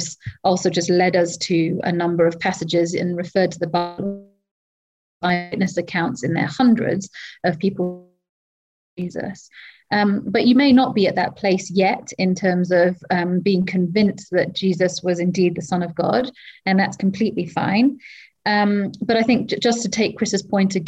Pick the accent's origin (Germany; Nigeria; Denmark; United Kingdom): United Kingdom; Wales; moved away as an adult; now in Kenya; I am not English, I am Welsh